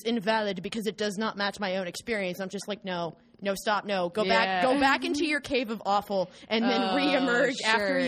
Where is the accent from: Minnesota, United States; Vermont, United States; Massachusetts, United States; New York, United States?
Minnesota, United States; St. Paul; moved away; I'm from St. Paul, Minnesota originally